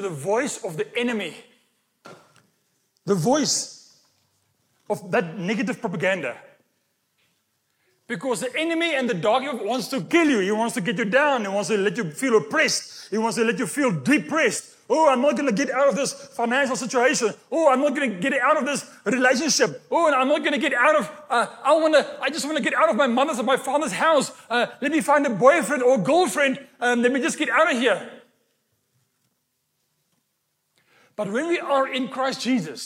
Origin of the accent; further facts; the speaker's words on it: Walvis Bay, Erongo, Namibia; the sand dune in Walvis Bay, where I was born in Namibia